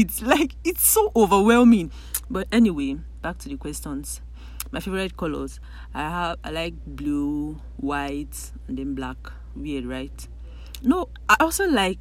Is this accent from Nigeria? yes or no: yes; Ogoja, Cross River, Nigeria; I'm from Cross River State. I'm Ugoja. Please, I'm not Calabar.